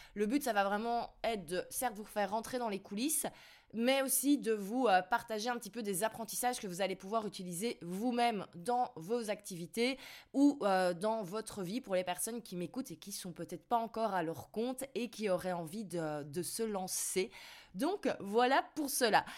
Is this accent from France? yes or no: no; Belgium; j'ai toujours un, plus gros choc culturel en tant que Belge